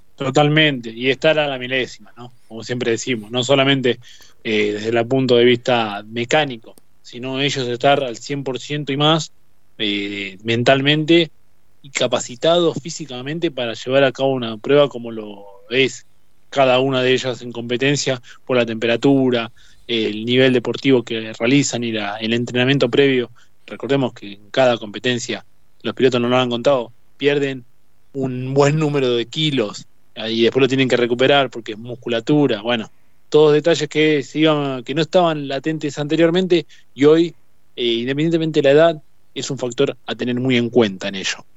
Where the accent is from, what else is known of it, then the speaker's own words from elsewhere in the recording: Argentina; nos merecemos como todo argentino